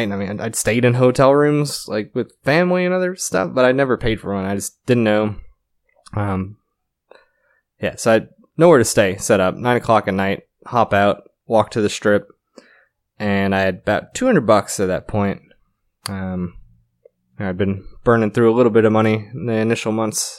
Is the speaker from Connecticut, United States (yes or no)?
yes; Connecticut, United States; moved away as an adult; also born or lived in New York / Florida / New York City; I grew up around New York City within an hour, uh, mostly Connecticut, also New York